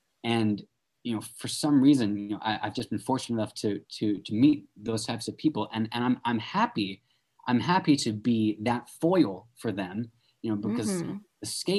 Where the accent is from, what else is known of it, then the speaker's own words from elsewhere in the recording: Wichita, Kansas, United States; also born or lived in England; I was born in England, mm-hmm. and then we moved to Kansas, to Wichita, Kansas.